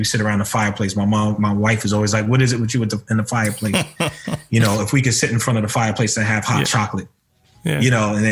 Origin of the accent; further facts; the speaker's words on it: New York City, New York, United States; I'm from Harlem. I grew up in the city. I grew up in the ghetto.